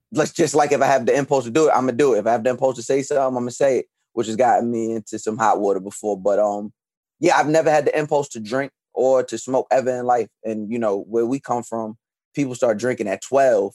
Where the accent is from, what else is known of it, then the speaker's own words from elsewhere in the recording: Long Island, New York, United States; now in Brooklyn, United States; I was born and raised on Long Island, but I currently reside in Brooklyn